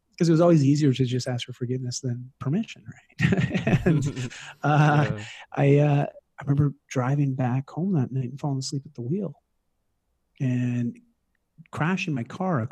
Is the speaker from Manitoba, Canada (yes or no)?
no; Toronto, Ontario, Canada; moved away as an adult; also born or lived in Vancouver; I moved across the country from Toronto to Vancouver for university, and you know, at 18